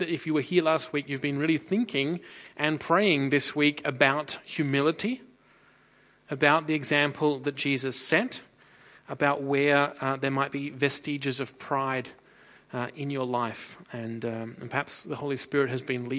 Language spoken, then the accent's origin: English; Australia; now in Freiburg, Germany; I'm originally from Australia